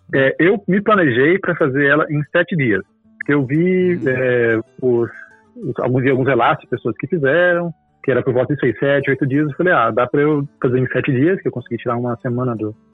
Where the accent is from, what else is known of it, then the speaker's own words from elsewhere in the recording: Goiânia, Goiás, Brazil; moved away as an adult; now in São Paulo, Brazil; eu sou de Goiânia e crescendo lá tal, eu cresci em igreja também e ia direto para acampamento.